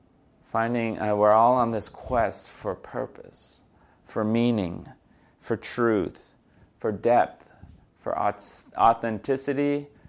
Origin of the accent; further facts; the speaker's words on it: New York City, New York, United States; It was also pretty hilarious for me growing up in the New York City area to go see this.